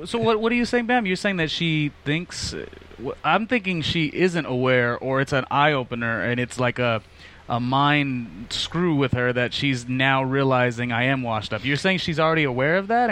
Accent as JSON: {"language": "English", "town": "Los Angeles", "region": "California", "country": "United States", "tie": "born or raised there", "also_born_or_lived": "Las Vegas", "said": "I grew up in Los Angeles my entire life"}